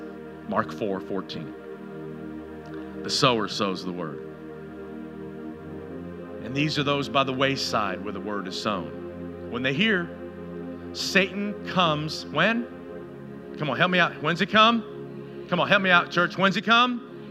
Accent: Canada; now in United States; Kind of interesting in our culture, which kind of shocked me, we came from Canada, and if you want to, you want a tree in Canada, you didn't go out and, like palm trees.

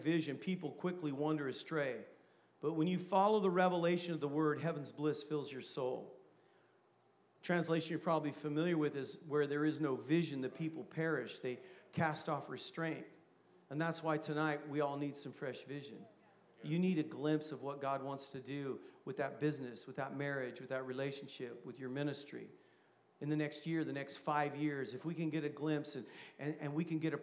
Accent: Vacaville, California, United States; I'm from Vacaville

